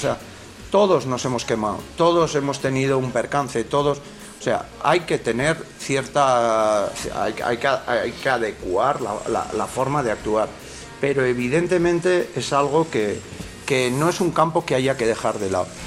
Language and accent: Spanish; La Rioja, Spain; somos muy riojanos